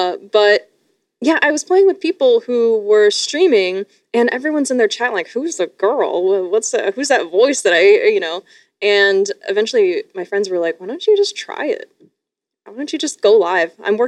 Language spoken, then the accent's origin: English; Sarnia, Ontario, Canada; moved away; I escaped the grips of Sarnia, Ontario.